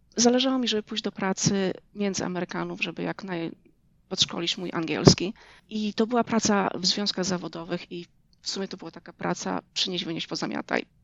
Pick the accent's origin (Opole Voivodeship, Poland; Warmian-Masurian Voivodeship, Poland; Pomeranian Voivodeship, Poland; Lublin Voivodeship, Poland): Lublin Voivodeship, Poland; Rejowiec Fabryczny; moved away as an adult; also born or lived in New York, United States; now in Knoxville, United States; pochodzę ze wschodniej Polski, z małej miejscowości rejowiec fabryczny pod Hełmem